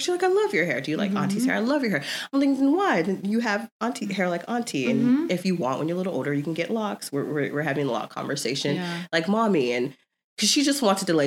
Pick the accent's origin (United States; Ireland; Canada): United States; Florida; now in Southern California, United States; we grew up in Florida